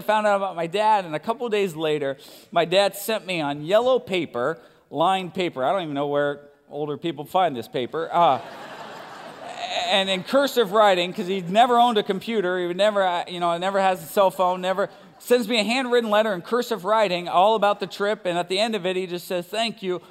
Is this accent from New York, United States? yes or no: no; Sacramento, California, United States; moved away as an adult; now in Los Angeles, United States; I grew up in Sacramento, California.